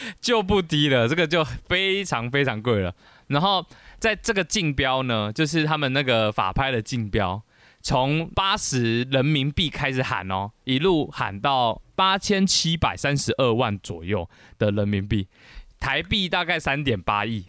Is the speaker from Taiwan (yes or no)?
yes; Taiwan; 我们台湾人